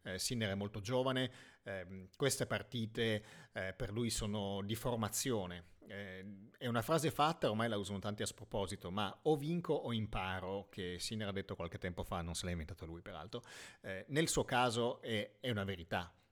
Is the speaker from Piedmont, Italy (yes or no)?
yes; Piedmont, Italy; essendo io piemontese